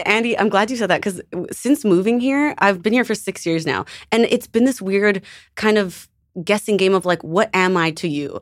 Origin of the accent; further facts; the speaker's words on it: Canada; moved away; I'm from Canada